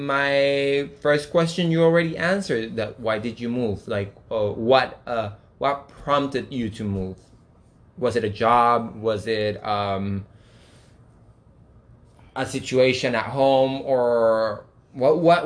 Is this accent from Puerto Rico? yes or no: yes; Puerto Rico; moved away as an adult; now in United States; we're both Puerto Ricans, we both moved about, would you say 2.5 years ago?